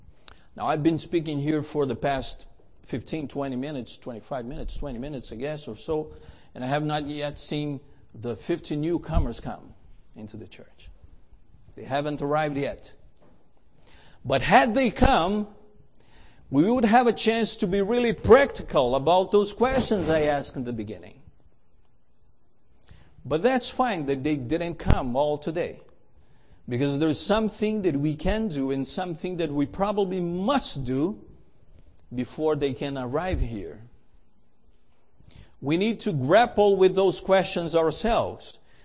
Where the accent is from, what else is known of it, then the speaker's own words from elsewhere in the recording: Canada; first of all, I'm Canadian, and Canadians are polite